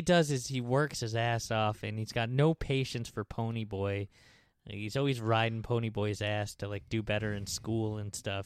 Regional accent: New York, United States; "New York."

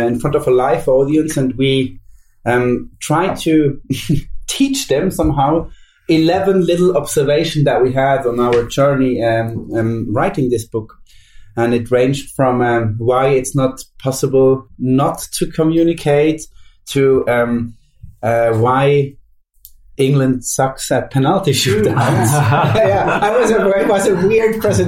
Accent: Switzerland; I'm Swiss

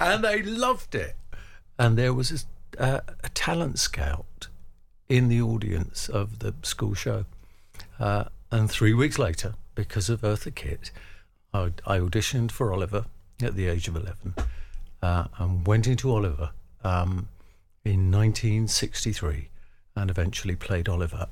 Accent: London, United Kingdom; I grew up in the East End of London

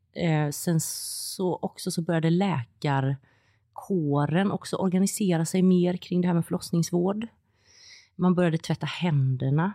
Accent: Gothenburg, Västra Götaland, Sweden; jag kommer från Göteborg

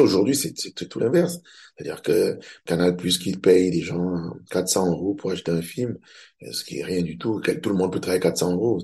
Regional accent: Cameroon; Je suis camerounais, je suis réalisateur

